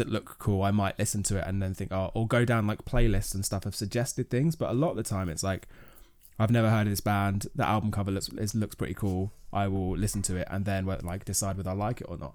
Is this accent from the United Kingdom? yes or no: yes; Kent, South East England, United Kingdom; I grew up in Kent